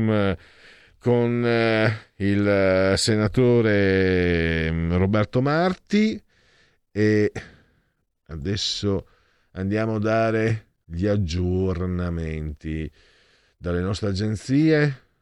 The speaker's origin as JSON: {"language": "Italian", "country": "Italy", "moved": "yes", "lives_now": "Milan, Italy", "said": "io sono veneto friulano"}